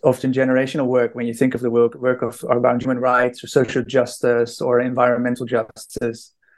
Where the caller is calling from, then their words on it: Styria, Austria; So I am calling in from Austria, living in the countryside near Graz, near the south of Austria.